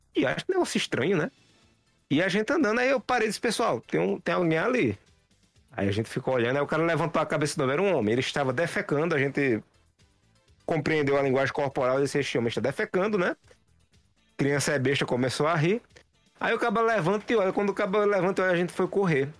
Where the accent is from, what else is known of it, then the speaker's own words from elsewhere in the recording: Santa Cruz do Capibaribe, Pernambuco, Brazil; now in Caruaru, Brazil; na cidade que eu morava, Santa Cruz